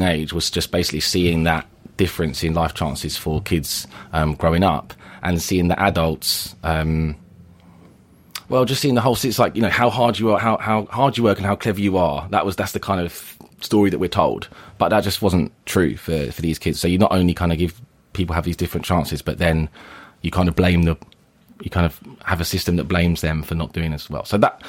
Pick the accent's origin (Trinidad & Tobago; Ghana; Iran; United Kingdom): United Kingdom; Forest Hill, London; I grew up in Forest Hill in southeast London.